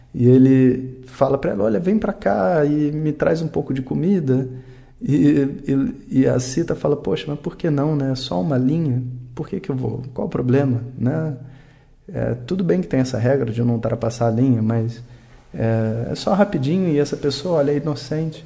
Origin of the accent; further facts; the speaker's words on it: Brazil; como brasileiro